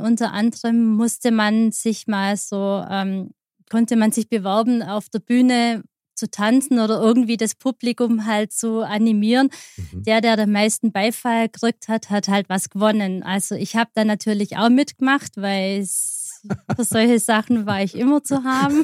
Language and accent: German; Aalen, Baden-Württemberg, Germany; moved away as an adult; now in Germering, Germany; kommen aus Aalen, in, in der Nähe von Aalen. Das mhm. ist auf der Schwäbischen Alb.